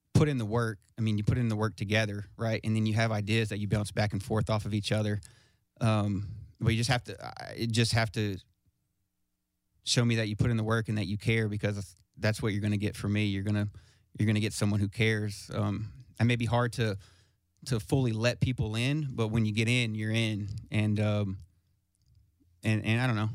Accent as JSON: {"language": "English", "town": "Smyrna", "region": "Tennessee", "country": "United States", "said": "I'm from Smyrna, Smyrna, Tennessee"}